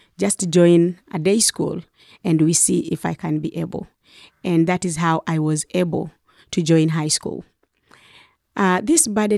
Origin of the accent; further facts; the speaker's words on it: Western Kenya, Kenya; I was born in Western Kenya in a family of six, and I am the youngest of six. And my parents were peasant farmers.